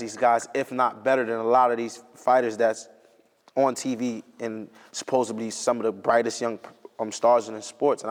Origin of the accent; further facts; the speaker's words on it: East Coast, United States; I'm from the East Coast.